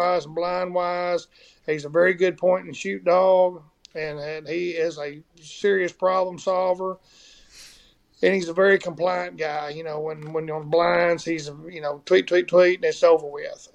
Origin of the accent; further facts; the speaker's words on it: Arkansas, United States; I'm from Arkansas